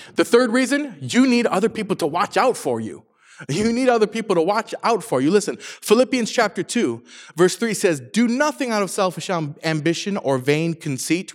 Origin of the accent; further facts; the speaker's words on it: Saginaw, Michigan, United States; now in Orange County, United States; I'm from, I'm from Michigan, from Saginaw, Michigan particularly